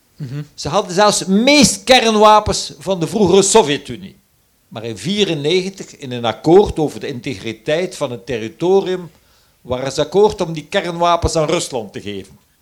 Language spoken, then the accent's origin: Dutch; Flanders, Belgium; Als Vlaming, en ik ben toevallig een tweetalige